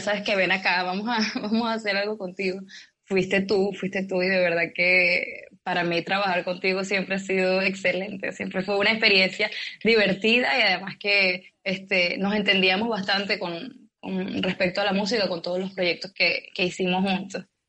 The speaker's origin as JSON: {"language": "Spanish", "town": "Turmero", "region": "Aragua", "country": "Venezuela", "tie": "born or raised there", "also_born_or_lived": "Caracas, Venezuela / Maracay, Venezuela", "moved": "as an adult", "lives_now": "China", "said": "Desde que tengo dos años de edad vivo en Turmero. O sea, yo soy turmereña de corazón."}